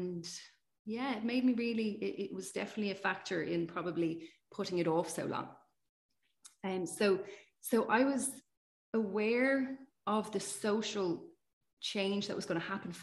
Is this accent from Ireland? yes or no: yes; Ireland; we're from Ireland